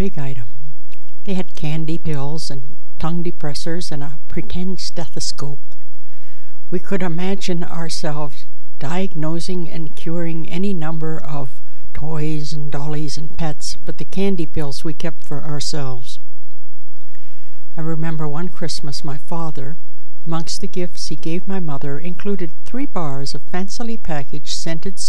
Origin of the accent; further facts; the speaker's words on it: Chatham, Ontario, Canada; I was born in Chatham, Ontario, Canada